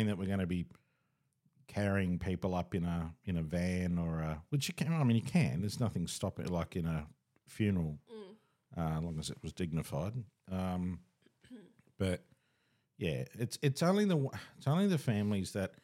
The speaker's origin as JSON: {"language": "English", "country": "Australia", "said": "we're Australian"}